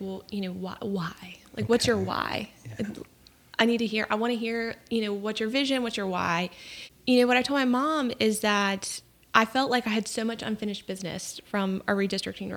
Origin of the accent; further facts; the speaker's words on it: Raleigh, North Carolina, United States; moved away as an adult; also born or lived in Washington, D.C.; Born and raised in Raleigh